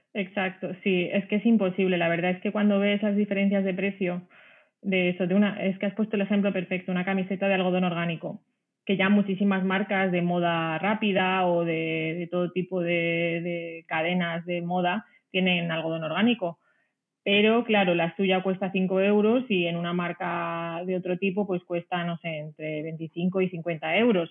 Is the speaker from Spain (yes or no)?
yes; a small village in Ciudad Real, Castilla-La Mancha, Spain; moved away as an adult; also born or lived in France / Italy / Netherlands / Madrid; soy de un pueblecito pequeño de Ciudad Real, eh, aquí en España